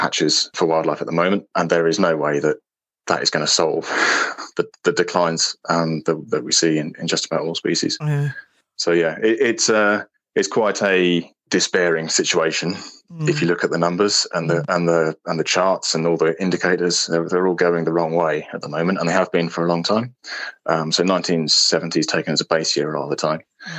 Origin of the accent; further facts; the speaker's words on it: East of England, United Kingdom; I grew up around the Valley Fens, which are peat-based fenland habitats.